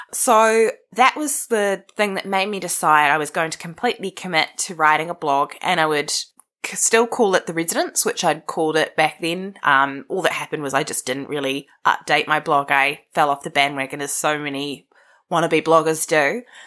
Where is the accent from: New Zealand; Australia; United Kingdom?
New Zealand; Wellington; I was born in Karori, the most suburb of suburbs in Wellington